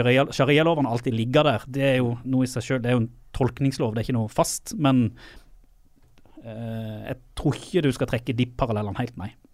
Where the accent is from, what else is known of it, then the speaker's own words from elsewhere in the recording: Sørlandet, Norway; also born or lived in Saudi Arabia; Jeg er jo sørlending